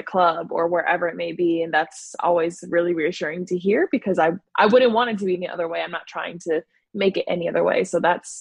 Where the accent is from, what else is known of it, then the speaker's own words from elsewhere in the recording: Chicago, Illinois, United States; Born in Chicago, then moved to the suburbs